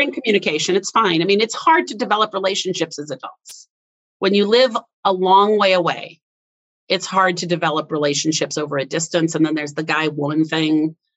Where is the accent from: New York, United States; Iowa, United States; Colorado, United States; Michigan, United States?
Iowa, United States; moved away; also born or lived in Wisconsin; We were born in the same state, but then I had I had moved. I grew up actually in Iowa not Wisconsin. Uh, part of my childhood was in Iowa, part of or Wisconsin, part was in Iowa.